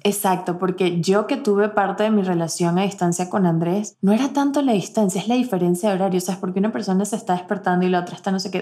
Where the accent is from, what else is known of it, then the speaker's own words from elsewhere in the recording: Venezuela; moved away; nosotras como venezolanas